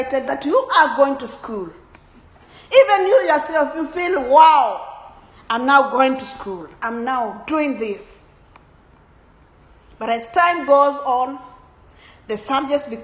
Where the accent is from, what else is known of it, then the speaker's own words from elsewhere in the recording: Kenya; I come from Kenya, and Kenyans are known for running